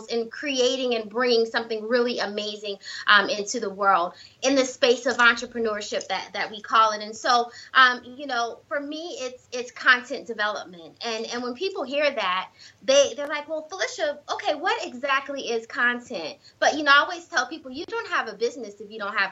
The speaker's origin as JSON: {"language": "English", "region": "South Carolina", "country": "United States", "moved": "yes", "said": "I'm originally from South Carolina"}